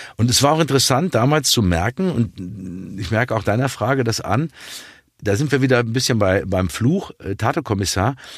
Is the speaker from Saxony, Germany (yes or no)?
no; Dortmund, North Rhine-Westphalia, Germany; als Dortmunder Junge damit aufgewachsen